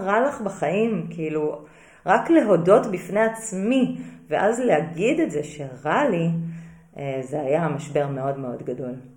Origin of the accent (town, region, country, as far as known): Israel; moved away as an adult; also born or lived in Singapore